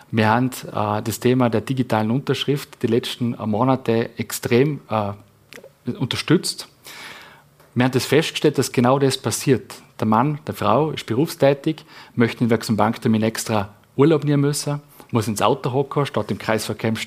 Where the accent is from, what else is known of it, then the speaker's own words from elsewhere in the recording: Vorarlberg, Austria; wo wir es als Vorarlberger einfach ja, drauf hinstellen